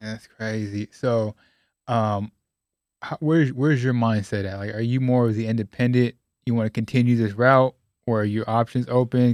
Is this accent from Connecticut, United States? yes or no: no; California, United States; I'm from Cali